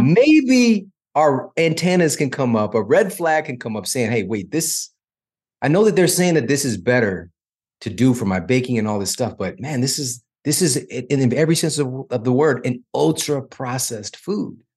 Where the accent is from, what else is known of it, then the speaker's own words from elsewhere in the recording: St. Louis, Missouri, United States; I'm from Saint Louis